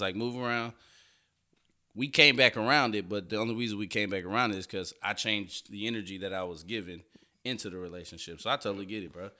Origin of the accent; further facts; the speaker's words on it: Houston, Texas, United States; I grew up in Fifth Ward